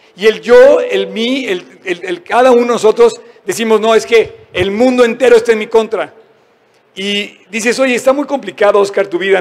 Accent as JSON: {"language": "Spanish", "country": "Mexico", "said": "somos mexicanos"}